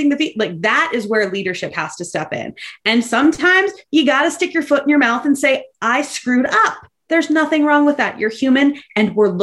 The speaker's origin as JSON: {"language": "English", "town": "Boston", "region": "Massachusetts", "country": "United States", "tie": "born or raised there", "said": "I am originally from Boston, Massachusetts, and spent my entire youth there"}